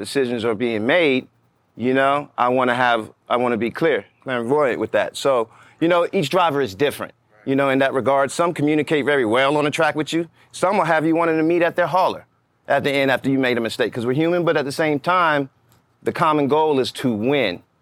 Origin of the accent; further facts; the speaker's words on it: Atlanta, Georgia, United States; I was from Atlanta